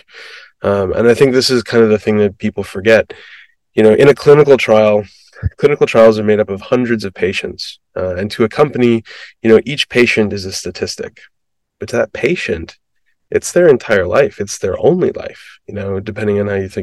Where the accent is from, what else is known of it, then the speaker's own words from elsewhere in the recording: Midwest, United States; I grew up in the Midwest